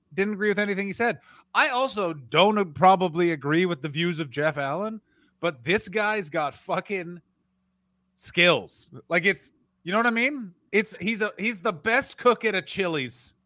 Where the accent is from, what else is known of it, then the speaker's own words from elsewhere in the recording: Canada; I'm Canadian